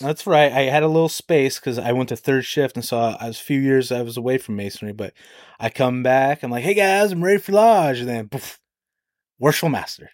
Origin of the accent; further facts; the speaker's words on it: Alaska, United States; moved away as an adult; now in Edon, Ohio, United States; I grew up in Alaska.